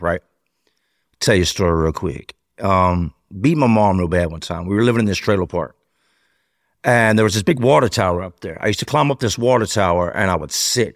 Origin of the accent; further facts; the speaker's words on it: Charlotte, North Carolina, United States; moved away; also born or lived in Richmond, Virginia / Philadelphia; We took off to Charlotte